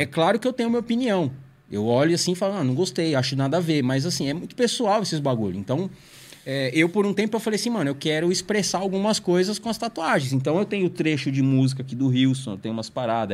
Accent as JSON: {"language": "Portuguese", "region": "São Paulo", "country": "Brazil", "tie": "born or raised there", "said": "numa igreja que eu fui... É onde eu cresci, praticamente. E eu fui membro, sei lá, de uns seis, sete anos. Que é a Comunidade Evangélica Cristo, Eu e Você. Em, na Vila Zate, Pirituba."}